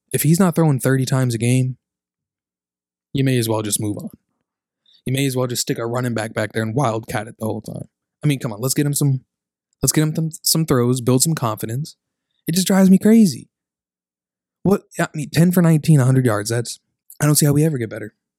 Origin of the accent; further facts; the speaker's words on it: Kentucky, United States; University of Kentucky, my hometown boys